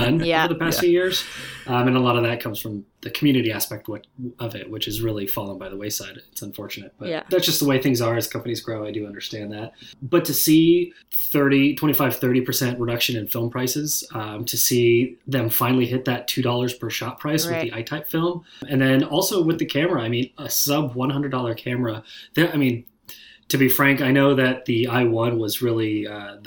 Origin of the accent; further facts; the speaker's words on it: Portland, Oregon, United States; I'm from Portland, Oregon. I've been here my whole life